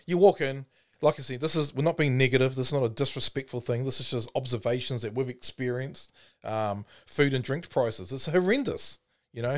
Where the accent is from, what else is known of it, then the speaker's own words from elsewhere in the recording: Timaru, Canterbury, New Zealand; I'm from Timaru